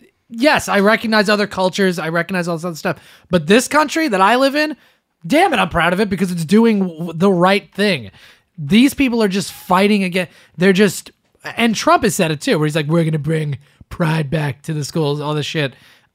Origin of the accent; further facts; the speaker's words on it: Canada; Yeah, fuck America, bro. I'm Canadian all the way.